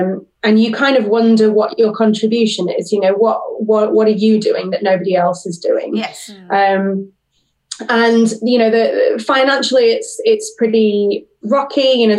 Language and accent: English; Sheffield, Yorkshire and the Humber, United Kingdom; I grew up in Sheffield, I did a drama degree in Manchester, so I was there for 3 years